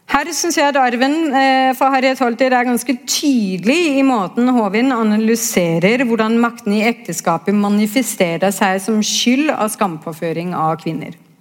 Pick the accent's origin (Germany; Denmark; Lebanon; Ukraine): Denmark; now in Norway; er jo født og oppvokst i Danmark